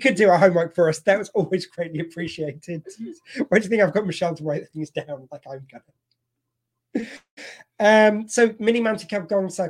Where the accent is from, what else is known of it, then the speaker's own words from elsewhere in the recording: United Kingdom; See, we're working clean, but we're British, so we can use innuendo.